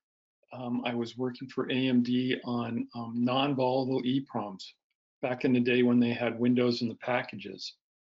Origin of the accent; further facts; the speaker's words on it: Bay Area, California, United States; I grew up in the Bay Area of California